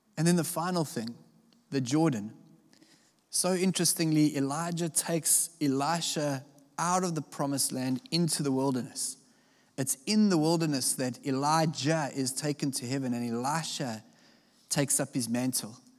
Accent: South Africa; I come from South Africa

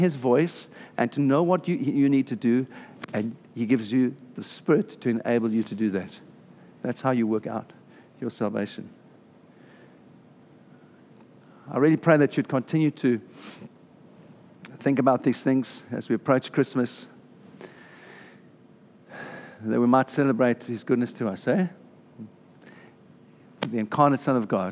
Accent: South Africa; moved away; I'm South African.

